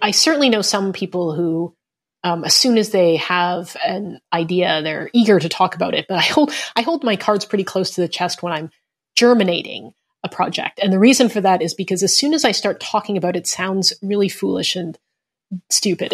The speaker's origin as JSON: {"language": "English", "country": "Canada", "said": "I'm Canadian, uh, and Asian Canadian to boot."}